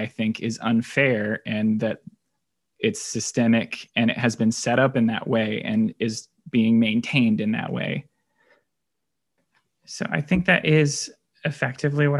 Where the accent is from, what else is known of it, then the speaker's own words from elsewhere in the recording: Indianapolis, Indiana, United States; also born or lived in Boone County, Indiana; I am a lifelong Hoosier. I was born in Indianapolis, and we live in Boone County